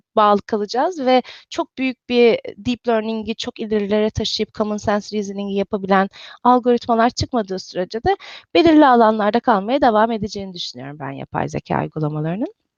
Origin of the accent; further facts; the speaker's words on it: İzmir, Turkey; moved away as an adult; also born or lived in Istanbul / Cambridge, Massachusetts; now in Redmond, United States; İzmirliyim. Ee, İzmir'de doğdum, büyüdüm.